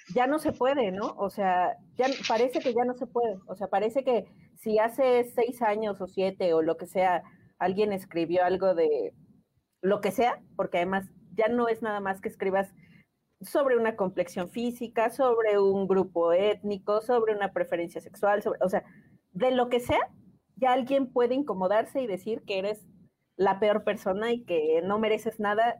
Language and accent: Spanish; Mexico; como mexicana orgullosa de serlo, porque sí, estoy muy orgullosa de ser mexicana